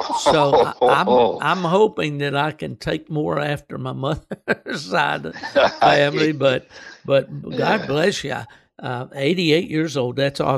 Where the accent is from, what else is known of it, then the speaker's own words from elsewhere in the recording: West Virginia, United States; moved away as an adult; also born or lived in Michigan / North Carolina; now in Florida, United States; I'm over in Florida. I was born and raised in West Virginia, as my listeners know. And then I lived for many years in the state of Michigan when I was working for UKC. And then finally, I retired in the state of North Carolina.